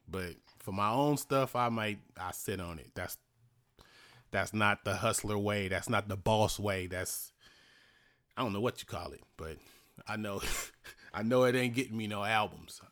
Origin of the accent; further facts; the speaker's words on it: Richmond, California, United States; where I grew up in Easter Hill